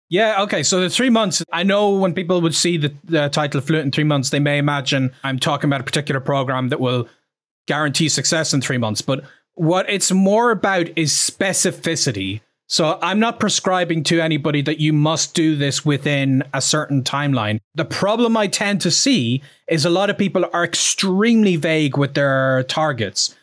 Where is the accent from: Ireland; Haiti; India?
Ireland; I'm from Ireland. I'm proud of, I'm from Ireland